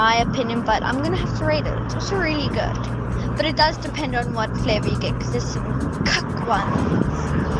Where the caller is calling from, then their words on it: Cape Town, Western Cape, South Africa; I am 10 years old. I am coming from Cape Town.